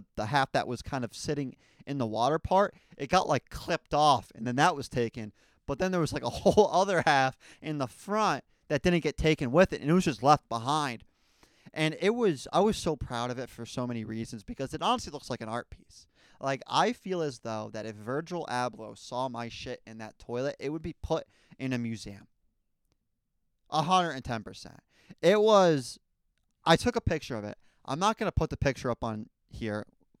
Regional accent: Raleigh, North Carolina, United States; born there; also born or lived in New Jersey; something you guys don't know about me is I was born in the South. There's something in my blood. Something with, like, astrology or something. With, like, your chart, it matters where you were born. I mean, I was born in Raleigh, North Carolina, man.

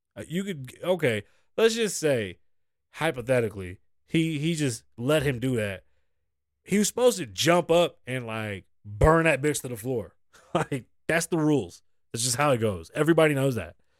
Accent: New York City, New York, United States; I'm from the Bronx

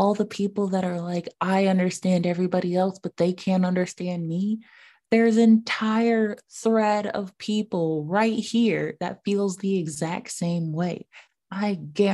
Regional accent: United States; being an American citizen

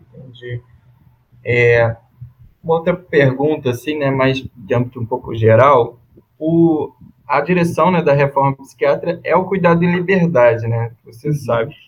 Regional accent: Rio de Janeiro, Brazil; sou do Rio

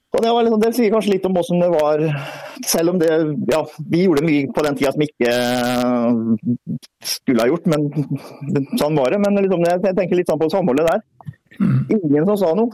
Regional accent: Greåker, Østfold, Norway; jeg er, er jo fra Greåker

